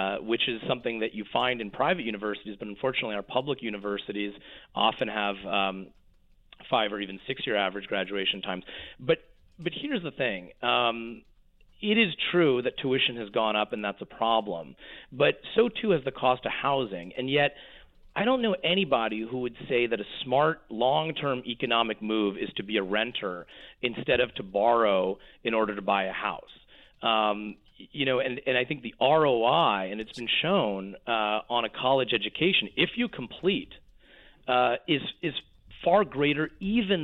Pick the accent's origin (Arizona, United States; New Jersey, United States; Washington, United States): Washington, United States; Bellevue; I grew up in Bellevue, Washington, not far from where Bill Gates and Jeff Bezos live.